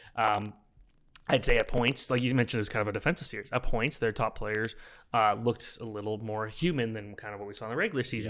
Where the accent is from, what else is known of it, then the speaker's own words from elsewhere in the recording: Oakville, Ontario, Canada; I'm from Oakville